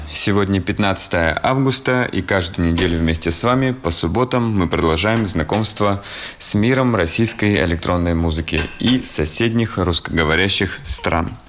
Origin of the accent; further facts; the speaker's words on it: Belarus; Я горд, что я белорус, и я горд всеми белорусами